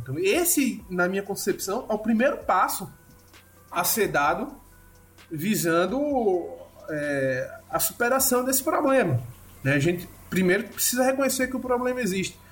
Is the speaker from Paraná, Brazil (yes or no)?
no; Recife, Pernambuco, Brazil; eu sou de Recife